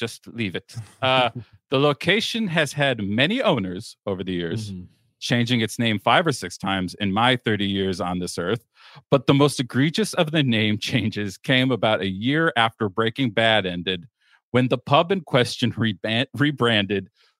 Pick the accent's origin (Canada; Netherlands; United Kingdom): United Kingdom; Glasgow, Scotland; Two bars in my hometown of Glasgow, Scotland, The first one is called Lebowski's.